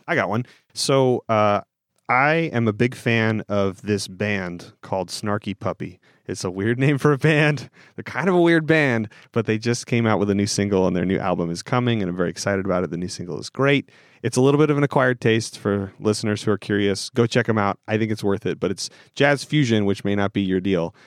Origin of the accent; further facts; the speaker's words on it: Pacific Northwest, United States; moved away; my experience growing up on the West Coast in the Northwest.